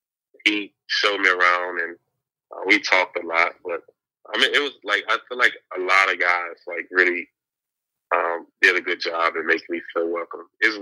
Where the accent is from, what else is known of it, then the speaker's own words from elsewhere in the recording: Mississippi, United States; his grandma is from my hometown in Mississippi.